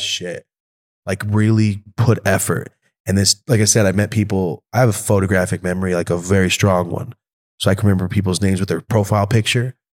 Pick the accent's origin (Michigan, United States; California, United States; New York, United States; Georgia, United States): California, United States; Merced; moved away; Merced, my hometown.